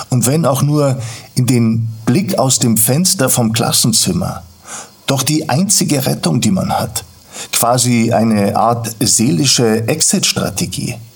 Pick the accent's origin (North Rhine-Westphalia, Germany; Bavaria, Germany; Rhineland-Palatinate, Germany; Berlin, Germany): Bavaria, Germany; Garching; Aufgewachsen bin ich in Garching bei München, damals noch ein kleines, recht bäuerliches Dorf.